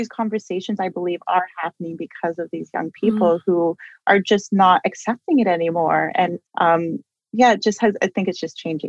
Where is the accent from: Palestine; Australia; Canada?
Canada; Saskatchewan; I'm from English River First Nation and I like to go back and, you know, and I stay in touch with my family